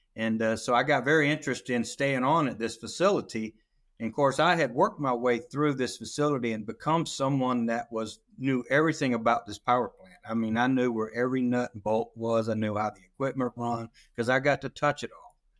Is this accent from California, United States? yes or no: no; South Georgia, United States; I was born and raised down in South Georgia, right on the Chattahoochee River